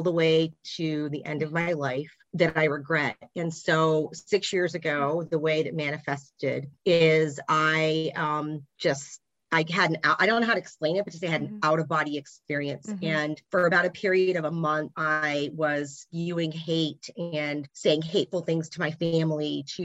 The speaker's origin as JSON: {"language": "English", "region": "the South", "country": "United States", "tie": "born or raised there", "said": "a first generation Indian woman born and raised in the South"}